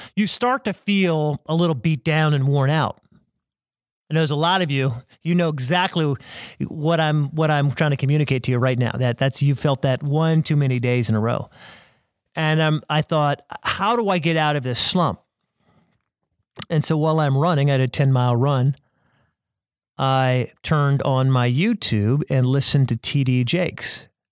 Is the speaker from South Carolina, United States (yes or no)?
yes; South Carolina, United States; I'm from South Carolina.